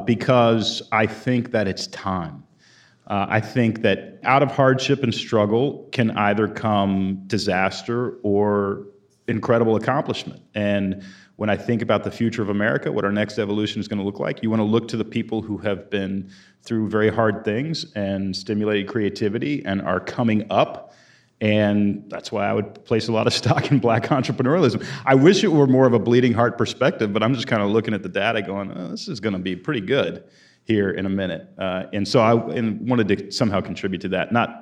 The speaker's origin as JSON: {"language": "English", "town": "Houston", "region": "Texas", "country": "United States", "tie": "born or raised there", "also_born_or_lived": "Portland, Oregon", "moved": "as an adult", "said": "I grew up in Houston, Texas, moved to Portland, Oregon when I was 21 and spent 20 years there as a writer"}